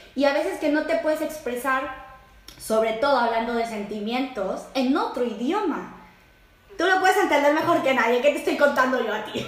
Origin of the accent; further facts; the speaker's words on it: Mexico; now in Netherlands; una mexicana viviendo en Holanda